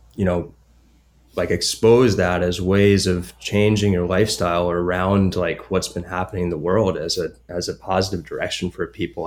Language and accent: English; New Jersey, United States; moved away as an adult; also born or lived in Maine; I grew up in New Jersey, actually to a sailing family